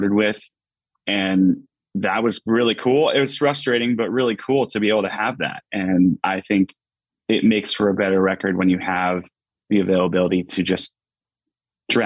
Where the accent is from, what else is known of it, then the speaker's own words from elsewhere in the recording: Pittston, Pennsylvania, United States; A little suburb outside called Pittston, Pennsylvania.